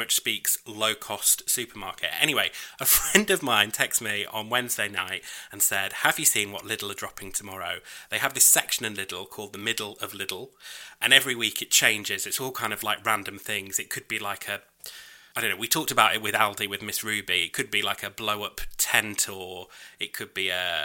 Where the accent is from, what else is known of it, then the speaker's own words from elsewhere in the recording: United Kingdom; I'm British.